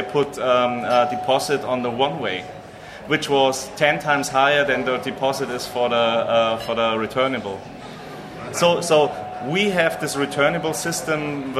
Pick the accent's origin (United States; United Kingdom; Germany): Germany; between Freising and Munich, Bavaria; in my hometown, which is in between Freising and Munich, we have 15,000 people living there